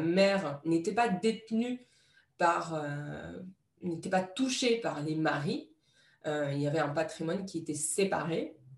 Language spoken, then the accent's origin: French; Morocco; j'ai, j'ai grandi au Maroc